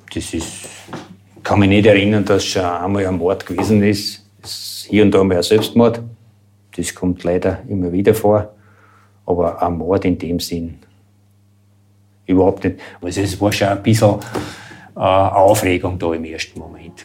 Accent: Kirchberg am Wechsel, Lower Austria, Austria; bin ein gebürtiger Kirchberger und bin seit 2000 Bürgermeister dieser Marktgemeinde

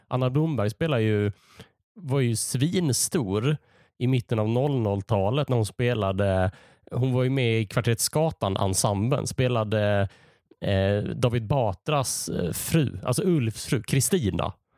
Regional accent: Malmö, Skåne, Sweden; now in Gothenburg, Sweden; Jag är uppvuxen i Malmö. Numera bor jag i Göteborg.

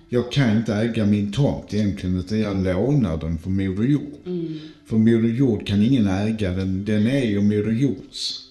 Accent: Skåne, Sweden; Jag är ju skåning

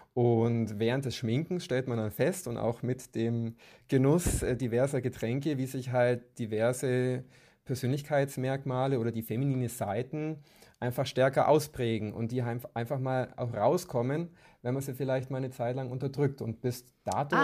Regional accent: Kempten, Bavaria, Germany; moved away as an adult; now in Munich, Germany; ich komme ursprünglich aus Kempten im Allgäu

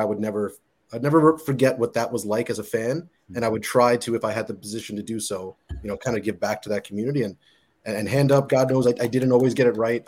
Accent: New York, United States; moved away as an adult; now in Toronto, Canada; you lived in New York my whole life

